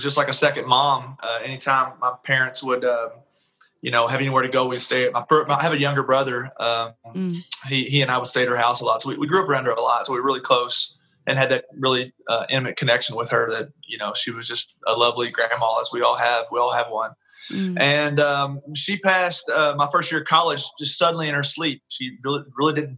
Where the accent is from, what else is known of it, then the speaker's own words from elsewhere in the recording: Taylorsville, Kentucky, United States; moved away as an adult; also born or lived in Lexington, Kentucky; now in Nashville, United States; Originally, I'm from a little small town in Kentucky called Taylorsville